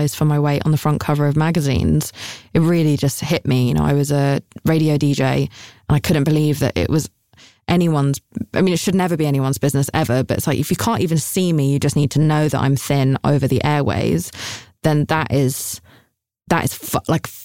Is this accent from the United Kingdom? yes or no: yes; United Kingdom; I'm British.